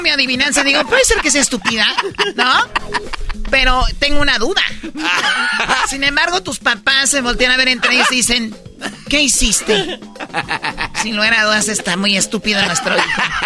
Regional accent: Tepatitlán, Jalisco, Mexico; soy de Tepatitlán

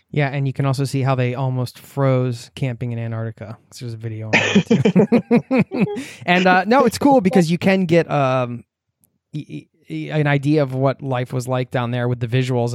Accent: Newtown, Pennsylvania, United States; moved away; I grew up in Newtown, which is in Bucks County outside of Philadelphia

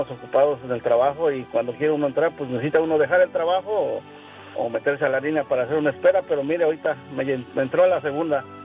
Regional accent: Puebla, Mexico; now in United States; yo soy del estado de Puebla. Oh, yo soy de casi coordinando con Veracruz.

